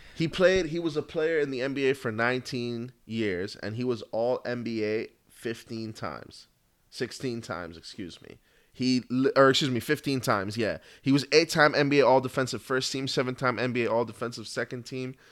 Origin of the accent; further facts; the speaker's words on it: U.S. Virgin Islands; Proud to say I'm from Saint Croix. Born and raised out there